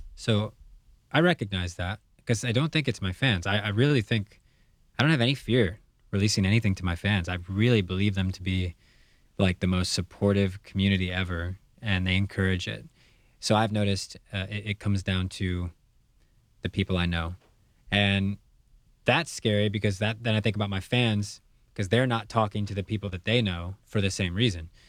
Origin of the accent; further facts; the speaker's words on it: United States; as a kid growing up in the United States